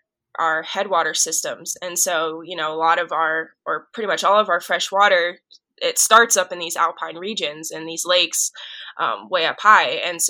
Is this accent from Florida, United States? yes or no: yes; Miami, Florida, United States; moved away as an adult; also born or lived in Waco, Texas; now in Colorado, United States; I grew up in Miami, Florida. So no mountains.